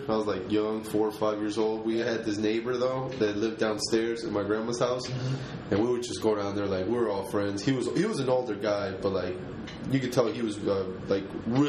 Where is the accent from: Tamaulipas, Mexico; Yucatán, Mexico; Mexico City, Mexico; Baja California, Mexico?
Mexico City, Mexico; now in United States; I'm from Mexico City. Now I live in the United States